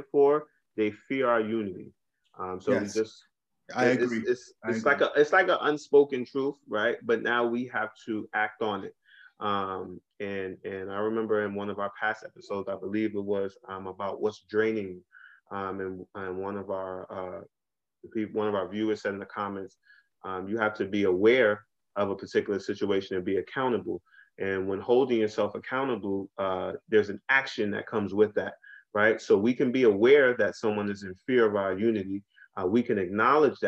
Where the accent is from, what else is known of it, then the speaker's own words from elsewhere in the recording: New York City, New York, United States; I'm from Brooklyn.